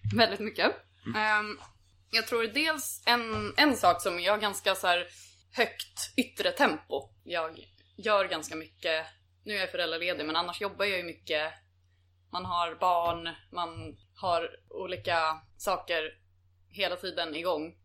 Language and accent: Swedish; Mariefred, Södermanland, Sweden; Sen så flyttade vi till Mariefred ut på landet